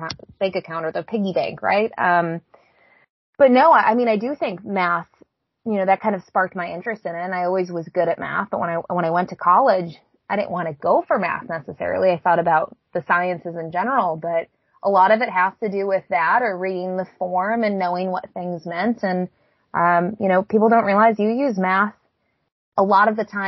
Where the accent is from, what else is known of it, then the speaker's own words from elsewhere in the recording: Buffalo, New York, United States; moved away; also born or lived in Miami; I grew up in Buffalo